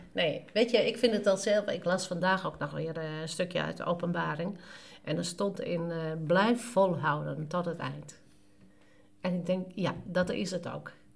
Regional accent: Friesland, Netherlands; ons als Noorderling, eh, als Fries

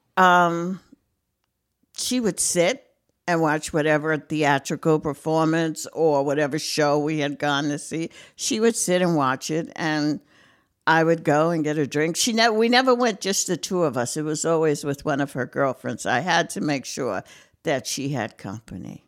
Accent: Brooklyn, New York, United States; moved away as an adult; also born or lived in Fogelsville, Lehigh Valley, Pennsylvania; now in North Carolina, United States; I'm a Brooklyn girl. Um, born and raised in Brooklyn, lived there most of my life

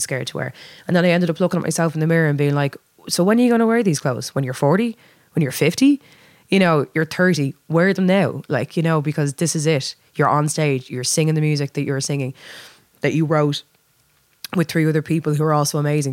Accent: Dublin, Leinster, Ireland; I was born and raised in Dublin

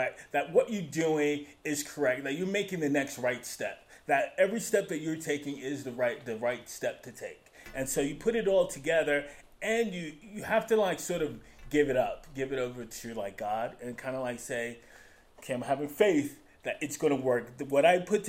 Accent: New York, United States; moved away as an adult; now in Utah, United States; I am from New York originally

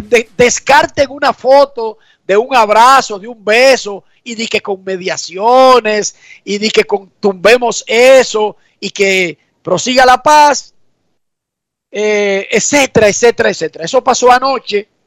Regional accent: Hermosillo, Sonora, Mexico; a veces porque soy de Hermosillo

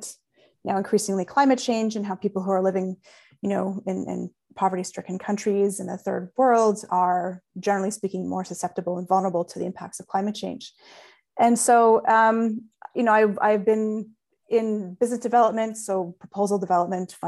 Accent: Australia; I'm Australian

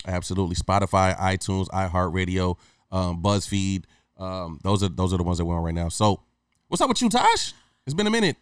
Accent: Hawaii, United States; moved away; also born or lived in Michigan; growing up in Hawaii when I was a teenager

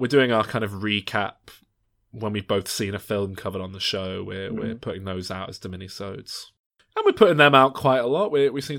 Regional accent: Glasgow, Scotland, United Kingdom; now in Maine, United States; You may have noticed, lads, I've picked up a bit of a twang my time spent living here in Maine. So I'm originally from Glasgow.

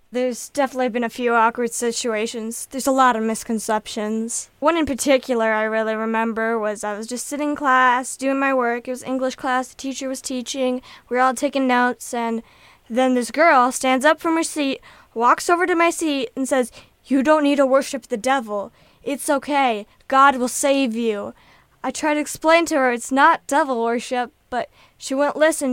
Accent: Kennewick, Washington, United States; I'm from Kennewick.

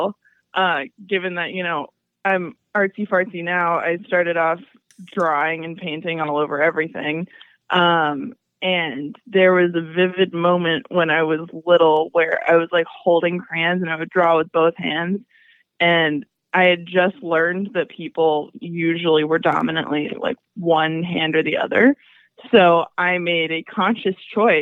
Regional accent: Atlanta, Georgia, United States; also born or lived in Indiana; I was born in Atlanta, Georgia, and I haven't really left except for to go to college in Indiana

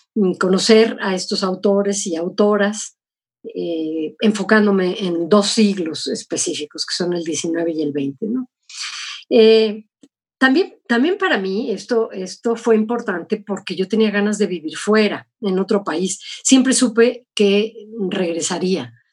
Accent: Mexico; moved away as an adult; also born or lived in United States; sí, soy mexicana

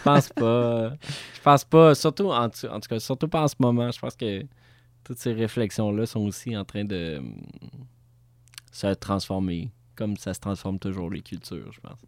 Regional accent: Montreal, Quebec, Canada; je suis Montréalais born and raised

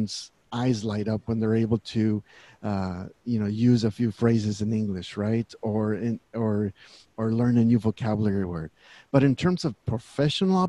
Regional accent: Central Valley, California, United States; also born or lived in Texas; Born in Texas, but raised here in California all of my life. Grew up here in the Central Valley

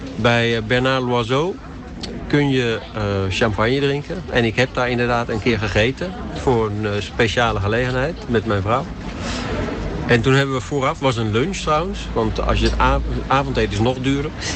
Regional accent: Utrecht, Netherlands; moved away as an adult; also born or lived in Hilversum; now in France; Ik ben geboren in Utrecht. En vervolgens uh, heel lang in Hilversum gewoond.

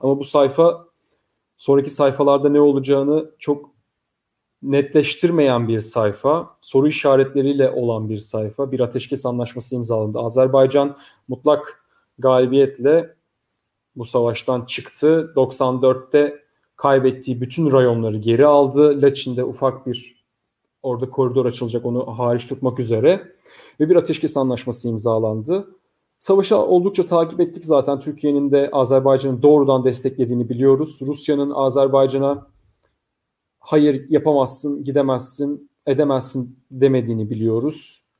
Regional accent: Bishkek, Kyrgyzstan; Bişkek'te doğumluyum çünkü. Yani evet. Bişkek'te doğdum ben de.

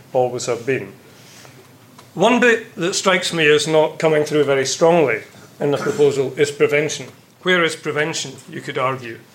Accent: Scotland, United Kingdom; being Scottish

